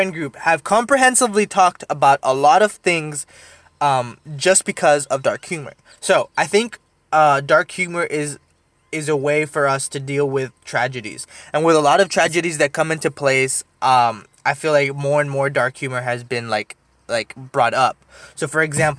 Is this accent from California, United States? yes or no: no; Deep South Texas, United States; I'm also from Texas and was raised in Texas